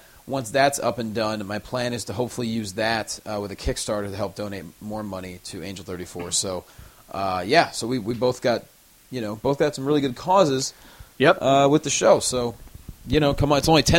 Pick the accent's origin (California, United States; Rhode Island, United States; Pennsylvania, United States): Pennsylvania, United States; Northampton; moved away; Northampton, my hometown